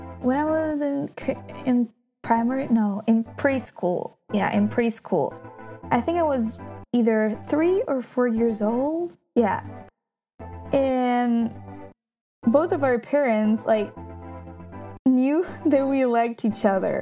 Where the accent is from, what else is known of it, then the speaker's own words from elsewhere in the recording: near Milan, Lombardy, Italy; moved away; also born or lived in Central Italy; I was born in Middle Italy, but I grew up in a town that is like not close to Milan, but let's say in the surroundings, kind of. So like around 30 kilometers away from it